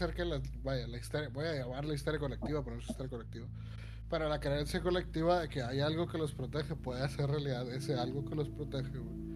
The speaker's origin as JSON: {"language": "Spanish", "region": "northern Mexico", "country": "Mexico", "said": "Soy norteño"}